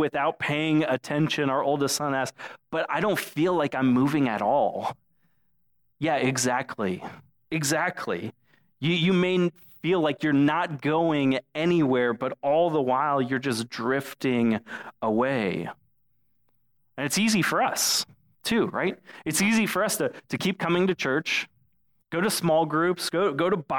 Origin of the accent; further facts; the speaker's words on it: Florida, United States; when I was a kid growing up in Florida